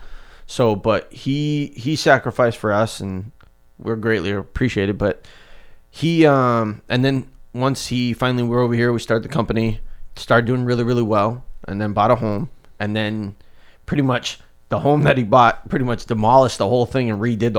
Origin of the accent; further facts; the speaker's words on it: South Africa; moved away; So when we came from South Africa, back to the story in the beginning, we had an okay life over there. It was decent. We were just like middle class.